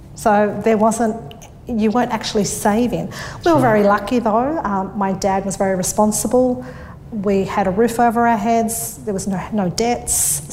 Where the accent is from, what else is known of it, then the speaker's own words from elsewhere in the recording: Sydney, New South Wales, Australia; I grew up in Thornleigh, which is the northwest of Sydney. I was born and bred um, around there.